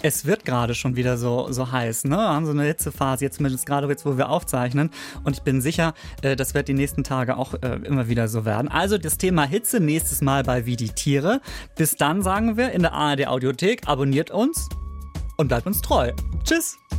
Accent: Schleswig-Holstein, Germany; ich komme aus Schleswig-Holstein

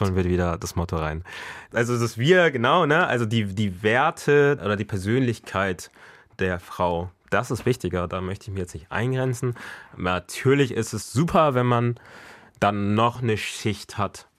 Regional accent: Bremen, Germany; also born or lived in Ghana / Mexico; now in Hamburg, Germany; Ich bin ja hier aufgewachsen, 20 Jahre meines Lebens. Klar bin ich deutsch

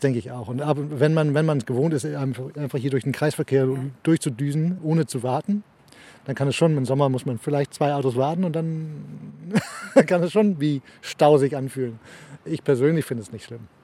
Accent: Denmark; also born or lived in Germany; ich bin Deutsch vom Pass, äh, Herz Däne. Ja. Ähm, ich wohne schon seit ich acht bin hier.

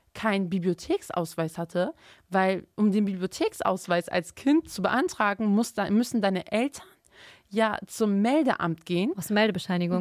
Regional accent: Bremen, Germany; also born or lived in Turkey; ich komme aus Bremen. Bremen ist rot

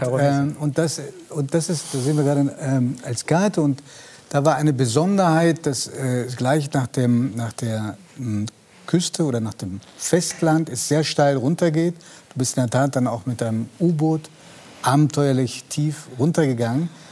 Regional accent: Stuttgart area, Baden-Württemberg, Germany; ich komme aus dem Stuttgarter Raum

